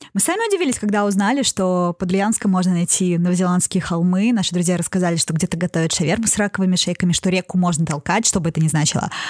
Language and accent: Russian; Saint Petersburg, Russia; коренной петербурженки